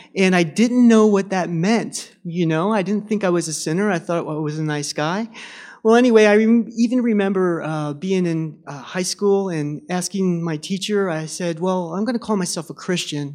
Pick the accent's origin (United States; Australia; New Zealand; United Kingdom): United States; Reading, Pennsylvania; moved away as an adult; also born or lived in France; I grew up in Reading, Pennsylvania, and I grew up in a unsaved family.